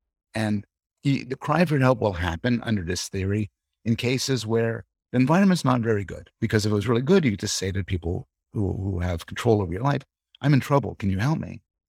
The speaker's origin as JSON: {"language": "English", "country": "Canada", "said": "Yeah, well, I'm living in Toronto now. I'm from Canada originally."}